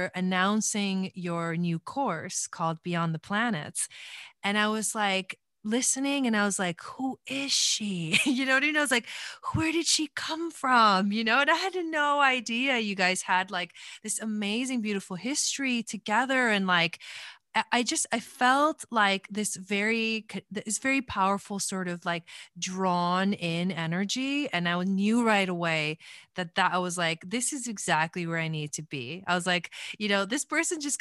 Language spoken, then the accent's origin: English; Argentina; moved away; I was born in Argentina